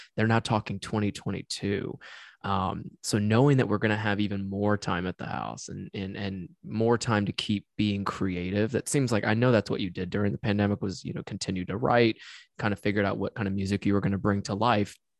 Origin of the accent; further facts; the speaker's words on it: Tennessee, United States; moved away; I'm from Tennessee